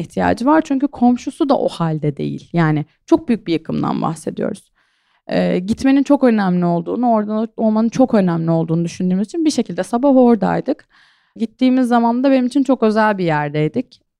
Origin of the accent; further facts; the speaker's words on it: İskenderun, Hatay, Turkey; Ben zaten işte Hataylıyım, İskenderunluyum